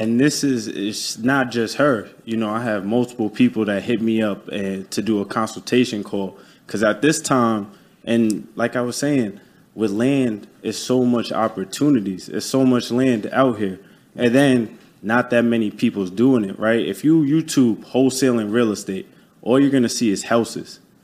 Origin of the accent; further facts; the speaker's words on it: New York City, New York, United States; moved away as an adult; now in Tampa, United States; I'm from Staten Island, New York you know, born and raised. I'm based out in Tampa, Florida now